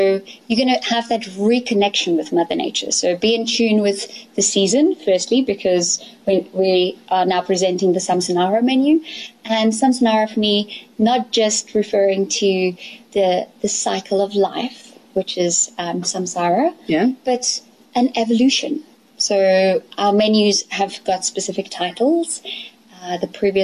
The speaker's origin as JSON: {"language": "English", "area": "Elandsfontein", "region": "Gauteng", "country": "South Africa", "tie": "born or raised there", "also_born_or_lived": "London", "said": "I grew up here in Elandsfontein on the farm"}